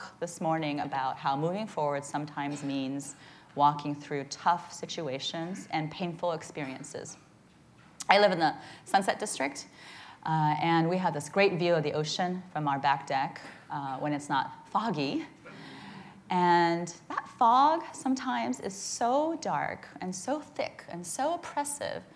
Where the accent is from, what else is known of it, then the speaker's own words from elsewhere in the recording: Midwest, United States; also born or lived in Charleston, South Carolina; now in San Francisco, United States; I grew up in the Midwest, which is very different than out here, in small towns